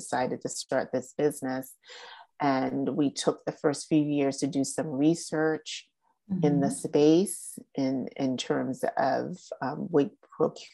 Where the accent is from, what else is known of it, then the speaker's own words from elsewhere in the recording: Boston, Massachusetts, United States; I was born and raised in Boston